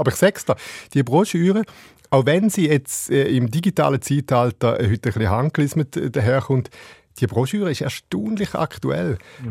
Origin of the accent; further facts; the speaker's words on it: Switzerland; bei uns in der Schweiz